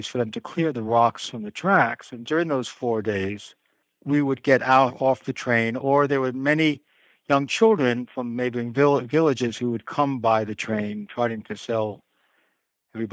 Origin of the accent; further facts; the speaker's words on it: New York City, New York, United States; I'm a New Yorker, and so I was home in Manhattan